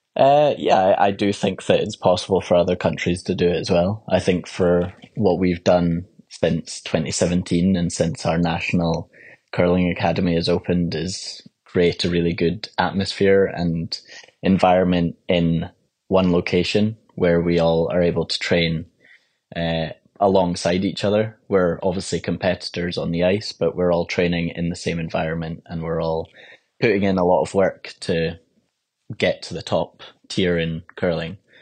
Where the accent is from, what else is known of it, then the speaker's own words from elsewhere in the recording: Edinburgh, Scotland, United Kingdom; I was from Edinburgh